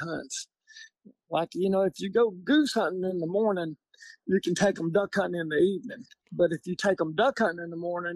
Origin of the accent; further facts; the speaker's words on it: North Louisiana, United States; I'm from North Louisiana, and it's not really that famous.